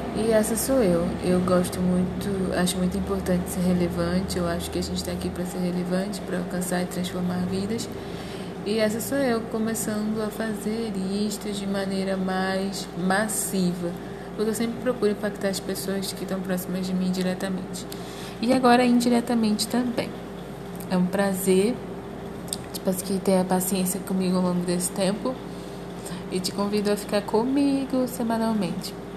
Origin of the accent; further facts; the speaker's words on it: Rio de Janeiro, Brazil; moved away as an adult; now in Mato Grosso, Brazil; eu sou do Rio de Janeiro, atualmente moro no Mato Grosso